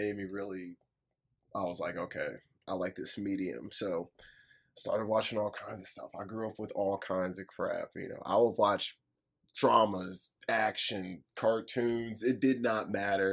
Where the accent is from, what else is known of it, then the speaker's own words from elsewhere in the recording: Midwest, United States; I was born in the Midwest